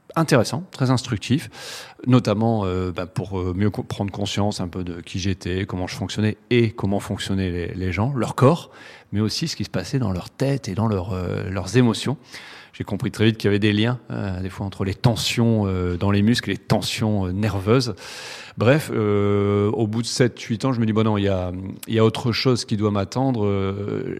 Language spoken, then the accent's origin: French; the Nord, very close to Lille, Hauts-de-France, France; on est du Nord